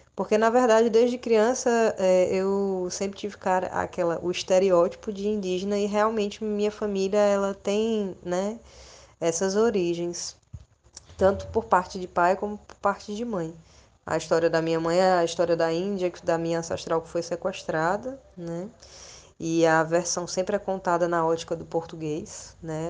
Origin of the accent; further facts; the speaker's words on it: Fortaleza, Ceará, Brazil; moved away as an adult; now in Recife, Brazil; eu sou natural de Fortaleza, do Ceará.